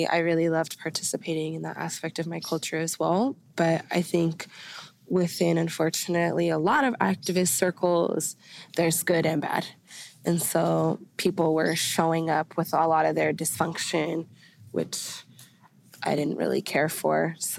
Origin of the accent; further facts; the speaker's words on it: Ireland; And then being Irish is really cool, too. Being Irish is really cool, too.